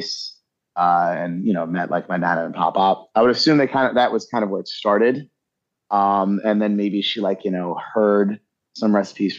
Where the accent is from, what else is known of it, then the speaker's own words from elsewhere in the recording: Massapequa, New York, United States; moved away as an adult; also born or lived in Connecticut; now in West Palm Beach, United States; I'm originally from Long Island, New York, the South Shore specifically, Massapequa.